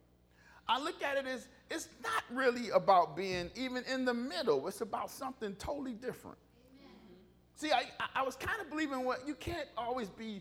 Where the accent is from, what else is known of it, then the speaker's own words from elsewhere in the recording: Detroit, Michigan, United States; I grew up in Detroit.